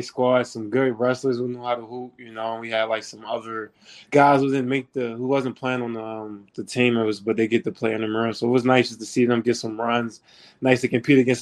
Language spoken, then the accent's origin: English; Baltimore, Maryland, United States; I'm from Baltimore, Maryland. It's kind of, you know, I'm a big, big Baltimore person. I rep it, you know, 410